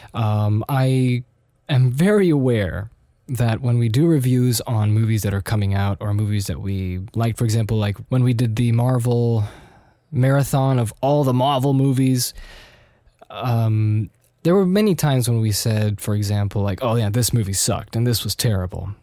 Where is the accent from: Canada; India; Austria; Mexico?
Austria; also born or lived in United States; living in Austria in the early nineties